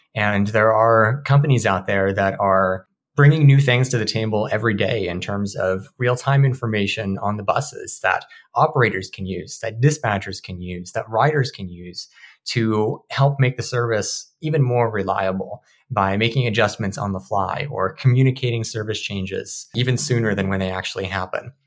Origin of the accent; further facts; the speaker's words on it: Marysville, Washington, United States; I'm from Marysville, which is a very different built environment compared to Seattle.